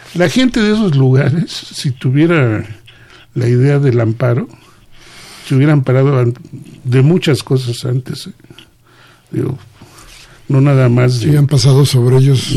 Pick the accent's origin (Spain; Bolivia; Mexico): Mexico